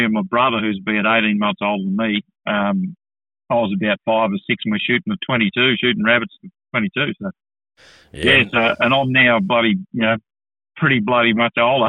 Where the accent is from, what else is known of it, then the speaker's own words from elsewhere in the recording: Orange, New South Wales, Australia; I was born in Orange, New South Wales, so I was sort of country born and bred